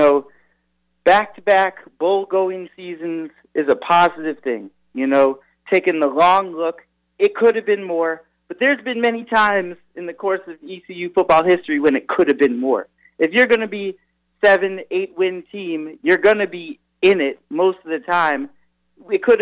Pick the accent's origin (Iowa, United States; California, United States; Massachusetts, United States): Massachusetts, United States; moved away; I'm from Massachusetts